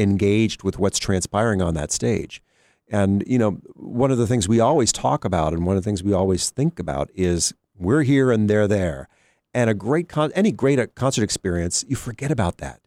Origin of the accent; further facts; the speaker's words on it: Cleveland, Ohio, United States; moved away; also born or lived in Pittsburgh; when I was a kid, I grew up in Cleveland listening to the Cleveland Orchestra